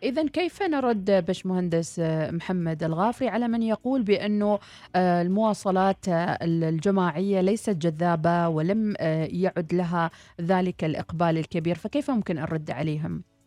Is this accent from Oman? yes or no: yes; Oman